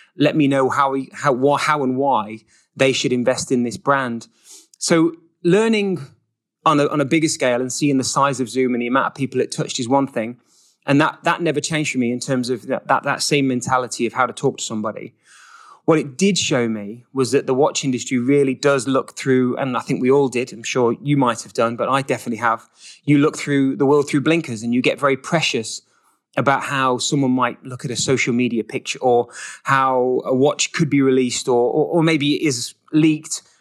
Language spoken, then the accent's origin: English; England, United Kingdom; moved away as an adult; also born or lived in Switzerland; now in United States; another English person here in America